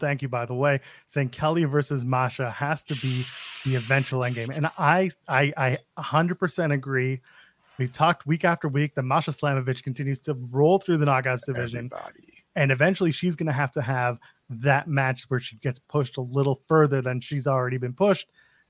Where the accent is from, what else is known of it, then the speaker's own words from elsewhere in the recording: Canada; As a Canadian